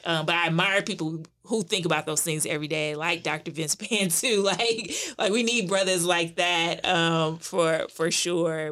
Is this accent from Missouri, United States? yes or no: yes; St. Louis, Missouri, United States; now in Durham, North Carolina, United States; I am originally from Saint Louis